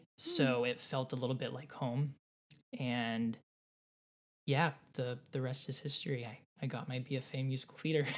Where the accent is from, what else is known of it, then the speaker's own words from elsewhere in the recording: Irvine, California, United States; also born or lived in Laguna Hills, California; I grew up in Southern California in Orange County. Um, I always say born and raised in Irvine. I wasn't born in Irvine. I was born in like Laguna Hills